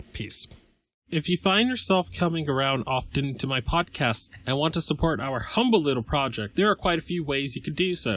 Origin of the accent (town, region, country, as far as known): Massachusetts, United States; born or raised there